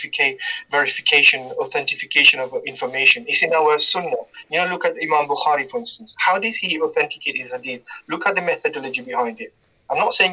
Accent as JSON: {"language": "English", "country": "Mauritius", "tie": "born or raised there", "moved": "yes", "lives_now": "Leicester, United Kingdom", "said": "I grew up in Mauritius"}